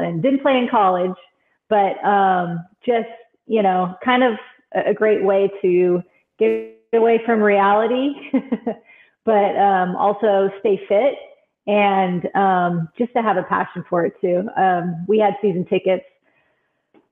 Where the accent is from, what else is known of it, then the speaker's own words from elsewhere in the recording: Bakersfield, California, United States; I grew up in Bakersfield, California